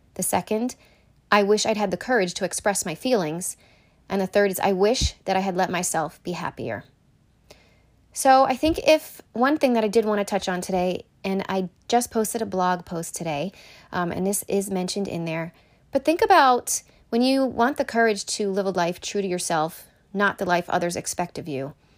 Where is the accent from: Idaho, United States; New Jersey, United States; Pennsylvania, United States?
Pennsylvania, United States; Shippensburg; also born or lived in Connecticut; I am originally from Connecticut. and I moved to Pennsylvania in third grade because my mom was originally from Pennsylvania. So we moved to Shippensburg when I was in third grade